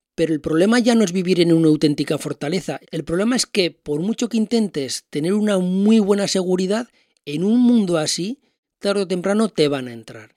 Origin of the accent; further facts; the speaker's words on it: Spain; yo como español